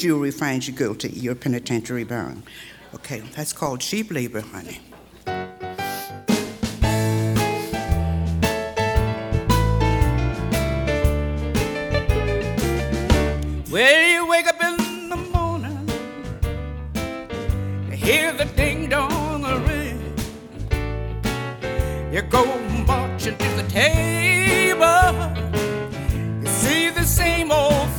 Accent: West Coast, United States; I grew up on the West Coast

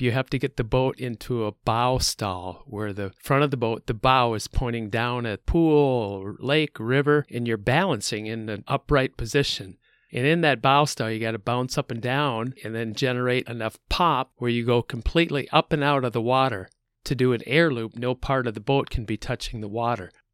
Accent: Midwest, United States; I'm from the Midwest

